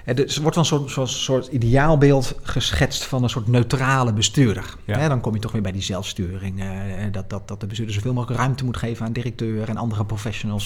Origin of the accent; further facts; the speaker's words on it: Nijmegen, Gelderland, Netherlands; ik kom uit Nijmegen